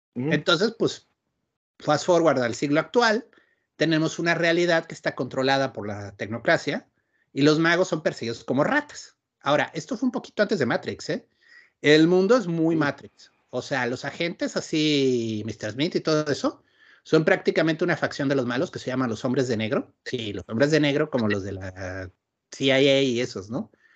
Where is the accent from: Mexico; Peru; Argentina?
Mexico; Querétaro; moved away as an adult; also born or lived in Mexico City; now in Ensenada, Mexico; Yo crecí en Querétaro propiamente. O sea, nací en la Ciudad de México